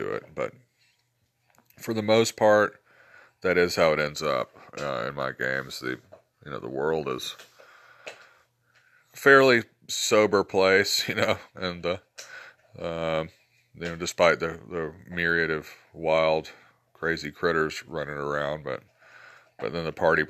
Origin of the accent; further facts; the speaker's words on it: Georgia, United States; accent: southern drawl; also born or lived in Alabama; I grew up in Alabama and Georgia